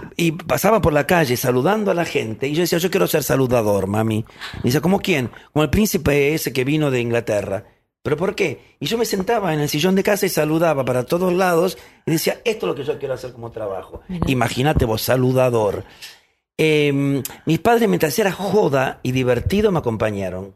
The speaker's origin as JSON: {"language": "Spanish", "region": "Buenos Aires", "country": "Argentina", "tie": "born or raised there", "said": "Yo nací acá en Buenos Aires, nací ahí y, a ver, tuve una vida bellísima con mi hermano y con mis padres"}